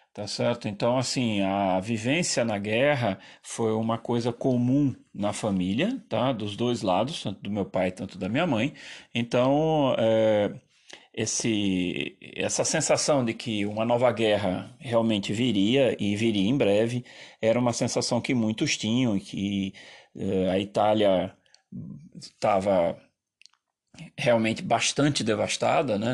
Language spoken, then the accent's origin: Portuguese; Brazil; eu terminei muito mais italiano do que é, brasileiro, apesar de ter nascido aqui e de enfim, essa é minha pátria